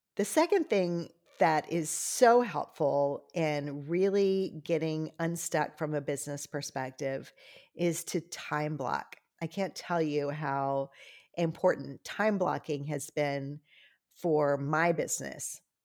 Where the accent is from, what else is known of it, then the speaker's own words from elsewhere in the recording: Louisiana, United States; I'm from Louisiana